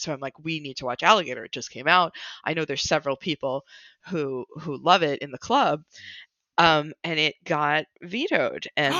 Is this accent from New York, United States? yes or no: yes; New York, United States; I grew up in New York